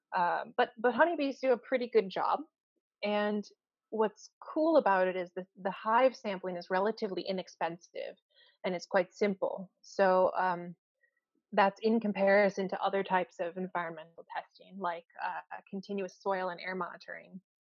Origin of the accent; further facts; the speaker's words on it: United States; moved away as an adult; now in Canada; I'm from the United States